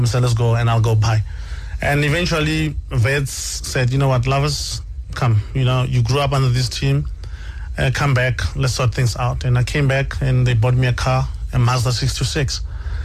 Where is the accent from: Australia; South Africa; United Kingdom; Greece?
South Africa; Madibeng, North West; also born or lived in Alexandra, Johannesburg, Gauteng; I was born in Alexandra, but I was raised in Northwest. And that's why I call my hometown Nefo, Northwest Madibeng.